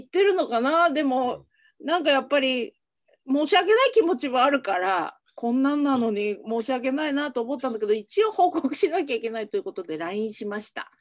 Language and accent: Japanese; Hiroshima, Japan; 私も広島出身なので